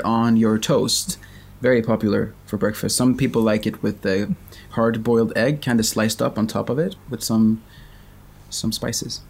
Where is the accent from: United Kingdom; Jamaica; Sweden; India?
Sweden; I am from Sweden, which you can tell from my accent